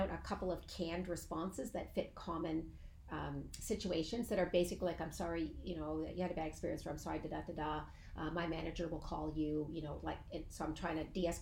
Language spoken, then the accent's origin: English; Canada; I'm Canadian. We apologize for everything